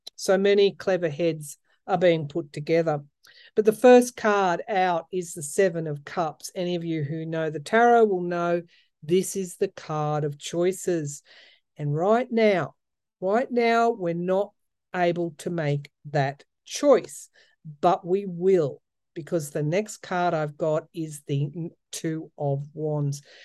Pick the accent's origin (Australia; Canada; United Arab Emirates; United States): Australia; outback New South Wales; also born or lived in Sydney; I am a country girl, born and raised. Um, I, I was born in the outback